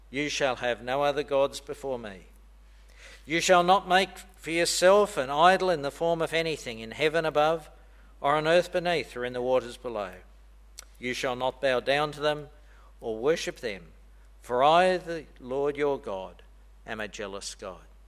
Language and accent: English; Australia; moved away; I'm Australian